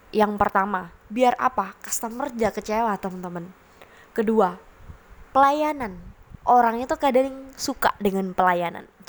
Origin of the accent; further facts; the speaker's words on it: Surabaya, East Java, Indonesia; saya pernah melihat di kota saya di Surabaya